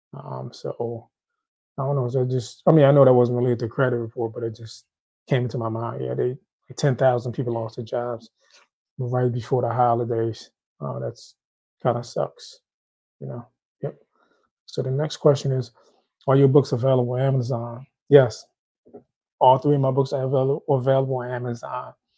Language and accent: English; Haiti; I'm Haitian. I'm from Haiti